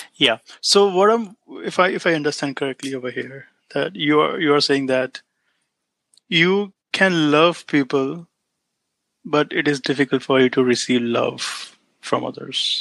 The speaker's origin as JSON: {"language": "English", "country": "India", "moved": "as an adult", "lives_now": "United States", "said": "I'm an immigrant in the United States. I came to US in 2014"}